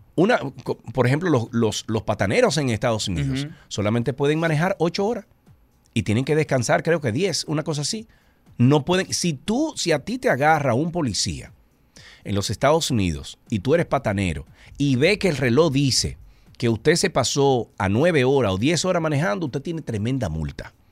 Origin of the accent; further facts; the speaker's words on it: Santiago de los Caballeros, Santiago, Dominican Republic; nosotros somos de Santiago. Ernesto vivía en la calle Puerto Rico y yo vivía en la calle Ponce